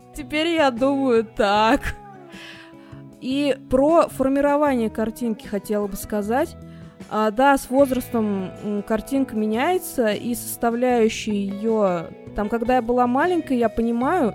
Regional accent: Russia; я россиянка

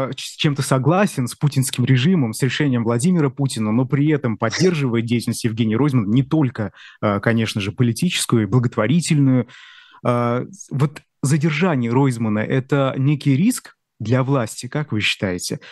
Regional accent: Bashkortostan, Russia; Я из Башкирии

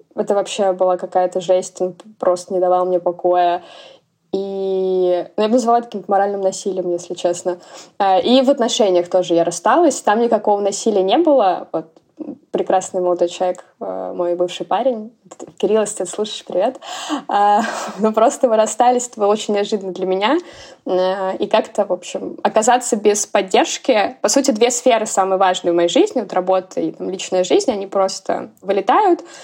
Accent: Orenburg, Orenburg Oblast, Russia; moved away; я приезжаю к маме, вот, в родной город

